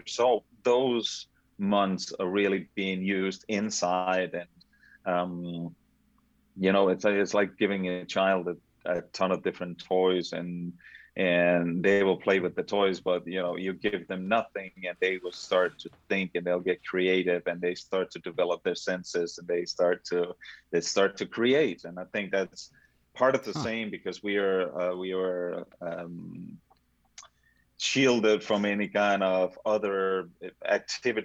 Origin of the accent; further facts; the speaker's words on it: Denmark; moved away; growing up in Denmark